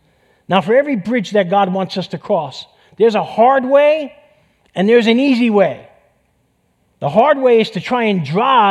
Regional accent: New York City, New York, United States; accent: New York; moved away; I grew up in East Harlem in New York City

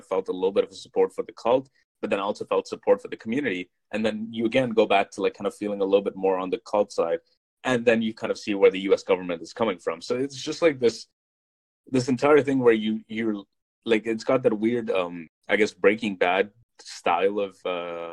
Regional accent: India; being Indian

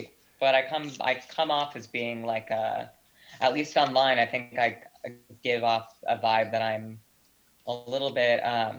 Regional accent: Northeast, United States; I mean, I'm Italian American from the Northeast and grew up in a very conflict heavy family.

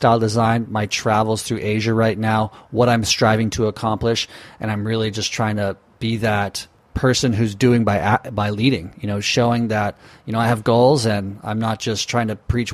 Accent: Newport Beach, California, United States; we're both from Newport Beach, Orange County area

